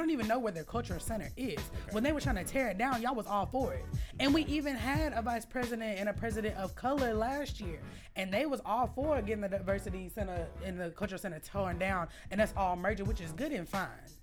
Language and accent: English; Louisville, Kentucky, United States; I'm also from Louisville